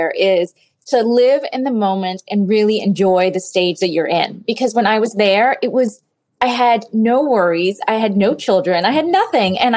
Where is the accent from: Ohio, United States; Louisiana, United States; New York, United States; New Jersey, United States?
Louisiana, United States; New Orleans; also born or lived in El Salvador; So I was born in El Salvador, we left the country during the war and we moved to New Orleans. But I was telling him, you know, when I was growing up, I remember my my mother saying to me